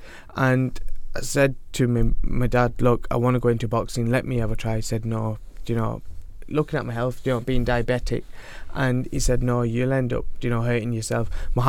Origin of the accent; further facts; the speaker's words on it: Rochdale, North West England, United Kingdom; Yeah. Best town in the world.